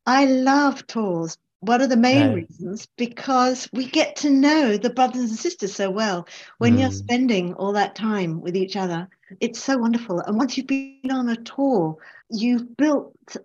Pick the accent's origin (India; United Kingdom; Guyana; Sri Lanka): United Kingdom; Hampshire, South East England; moved away; I'm from Hampshire